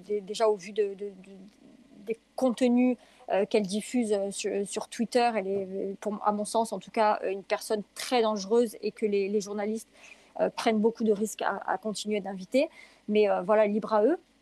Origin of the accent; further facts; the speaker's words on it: France; je suis française